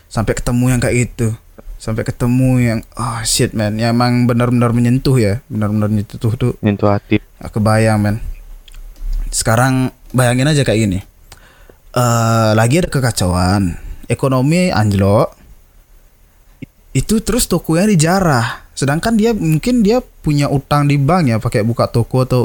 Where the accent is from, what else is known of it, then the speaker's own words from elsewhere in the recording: Bali, Indonesia; uh, kita orang Bali nih orang Bali nih ada tem